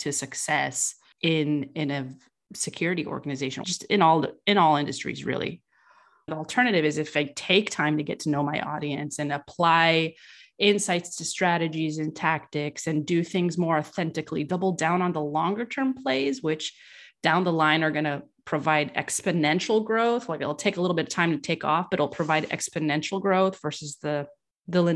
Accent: California, United States; I was raised in California

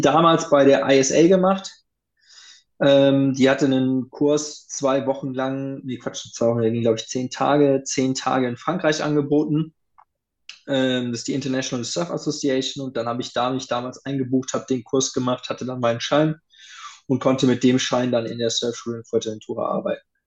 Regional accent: Rhineland, Germany; ich komme aus dem, Rhein, aus dem Rheinland. Mhm. Das heißt, ich bin mit Kölsch groß geworden.

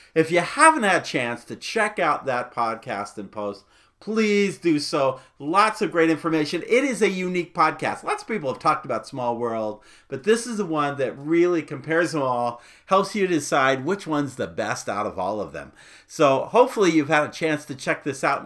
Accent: Phoenix, Arizona, United States; as a boy growing up in Phoenix

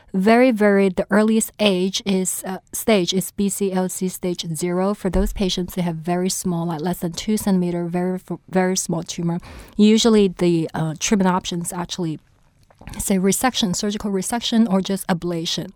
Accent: China; also born or lived in St. Louis; now in New Orleans, United States; I was originally from China

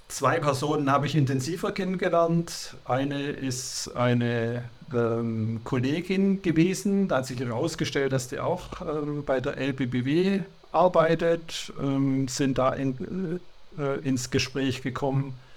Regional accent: Sindelfingen, Baden-Württemberg, Germany; now in Hildrizhausen, Germany; bin in Sindelfingen geboren und aufgewachsen

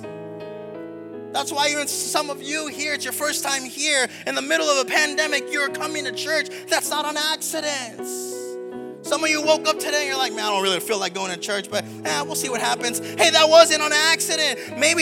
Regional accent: South Texas, United States; also born or lived in Seguin, Texas / Gainesville, Florida; now in Orlando, United States; I'm originally from South Texas. I was born on the border, like with Mexico, like border, like throw a rock into Mexico.

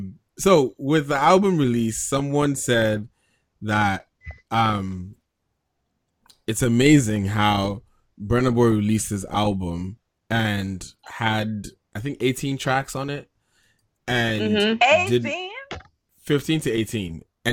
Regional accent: Nigeria; growing up in Nigeria

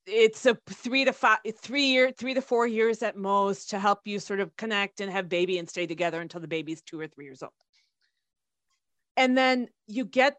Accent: United States; growing up in the States

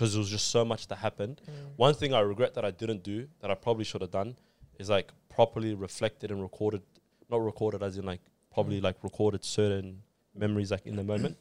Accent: Australia; I'm Australian

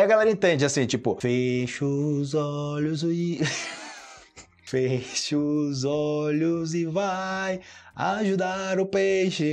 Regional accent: Brazil; eu sou do Brasil, eu ensino português

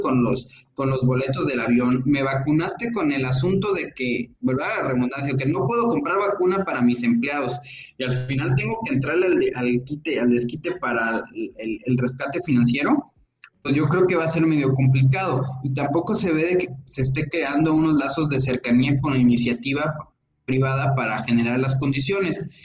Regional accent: Mexico; como ciudadanos, como mexicanos

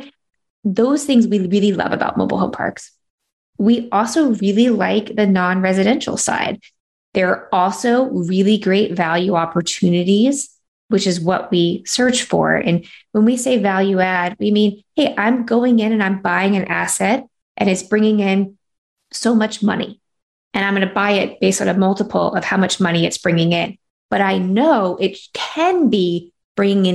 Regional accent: North Carolina, United States; moved away; I'm from North Carolina

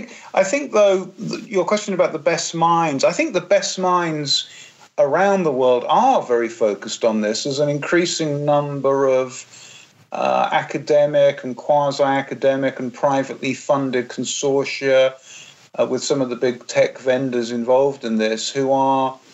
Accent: England, United Kingdom; when I was growing up in England in the 70s and 80s

